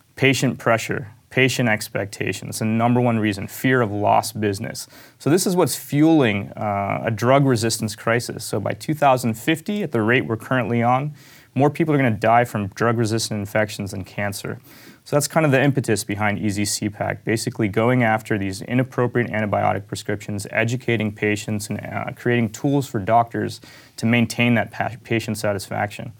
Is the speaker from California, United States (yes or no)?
no; Pittsburgh, Pennsylvania, United States; I grew up in Pittsburgh.